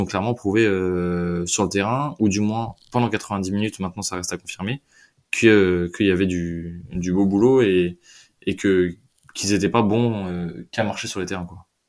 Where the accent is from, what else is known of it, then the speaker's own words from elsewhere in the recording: Lyon, Auvergne-Rhône-Alpes, France; nous avec avec …, on est on est Lyonnais pure souche